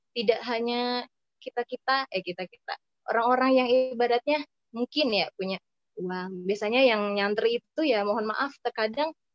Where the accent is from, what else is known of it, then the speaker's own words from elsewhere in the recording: West Java, Indonesia; also born or lived in Cakung, Jakarta; now in Jakarta, Indonesia; saya di Jawa Barat di tempat saya itu